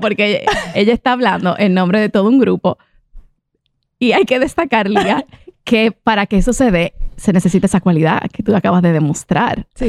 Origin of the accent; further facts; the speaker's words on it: Dominican Republic; also born or lived in Italy; yo, yo soy dominicana, pero también soy italiana